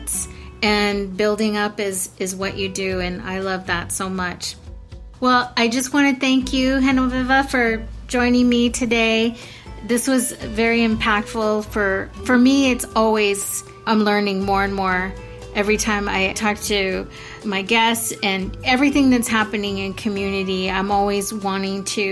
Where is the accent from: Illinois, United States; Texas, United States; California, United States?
California, United States; Fresno; Fresno is my hometown